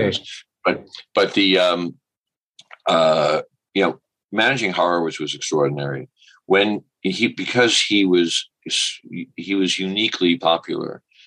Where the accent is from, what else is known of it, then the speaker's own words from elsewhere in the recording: New York City, New York, United States; I grew up in New York City